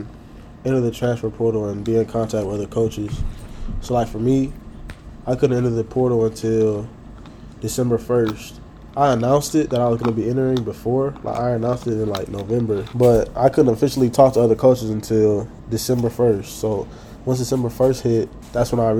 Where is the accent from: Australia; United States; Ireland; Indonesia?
United States; Houston, Texas; moved away as an adult; also born or lived in Huntsville, Texas; I'm a junior from Houston, Texas, and I play football